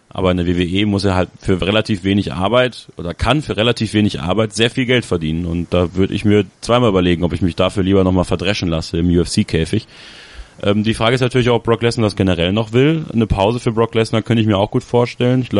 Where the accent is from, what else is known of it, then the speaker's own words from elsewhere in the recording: Borken, North Rhine-Westphalia, Germany; Und ich werde am Freitag bei WXW sein, in Borken, in meiner Heimatstadt.